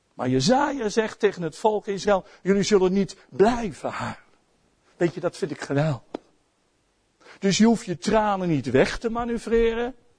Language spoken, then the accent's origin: Dutch; Netherlands; als Nederlanders